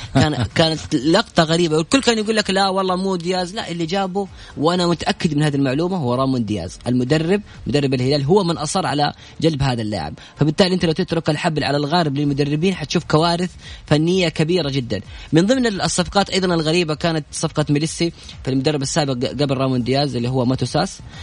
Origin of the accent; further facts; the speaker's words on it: Saudi Arabia; عندنا في السعودية